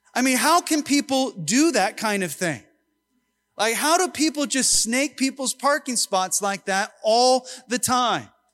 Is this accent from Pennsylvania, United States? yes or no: no; Long Beach, California, United States; I was born in Long Beach, so I am an American